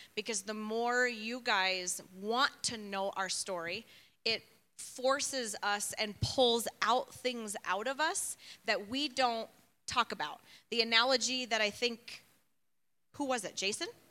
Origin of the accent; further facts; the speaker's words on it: Chicago, Illinois, United States; also born or lived in Tucson; now in Flagstaff, United States; I was born in Chicago.